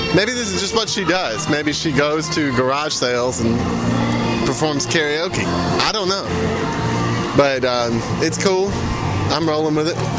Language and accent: English; Sarepta, Louisiana, United States; moved away; my hometown of Sarepta, Louisiana